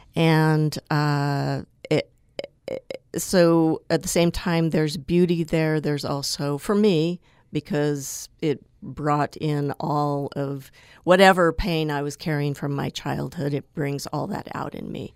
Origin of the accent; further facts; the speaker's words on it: Tooele, Utah, United States; I grew up in Tooele in Utah's West Desert